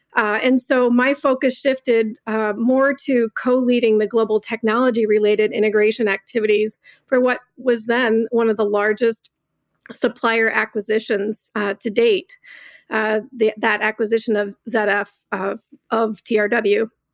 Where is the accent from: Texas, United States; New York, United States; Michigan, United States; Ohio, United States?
Michigan, United States; Southeast; I was born and raised in Southeast Michigan